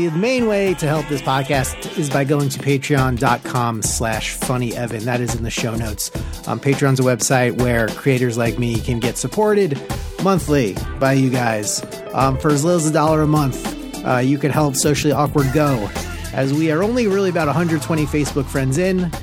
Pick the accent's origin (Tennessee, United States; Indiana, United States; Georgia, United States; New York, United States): New York, United States; Long Island; We are from Long Island